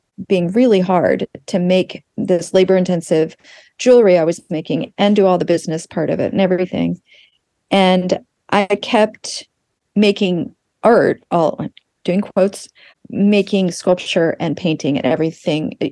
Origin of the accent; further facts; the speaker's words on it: Tulsa, Oklahoma, United States; moved away; I grew up in Tulsa, Oklahoma, and my parents were New Yorkers, and they moved there right before I was born.